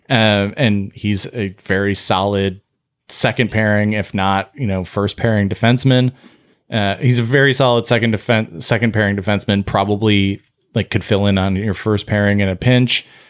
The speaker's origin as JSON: {"language": "English", "country": "United States", "said": "we as the American, like, medical association and as Americans"}